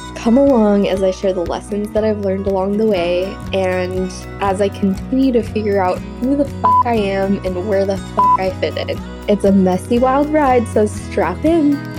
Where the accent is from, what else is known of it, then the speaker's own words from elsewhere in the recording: Arizona, United States; now in Los Angeles, United States; I grew up on a ranch in Arizona, which is in Apache County.